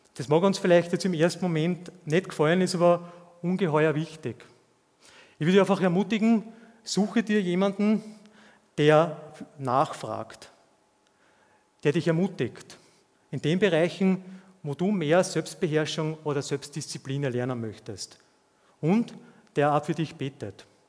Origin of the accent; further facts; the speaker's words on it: Austria; zumindest hier bei uns in Österreich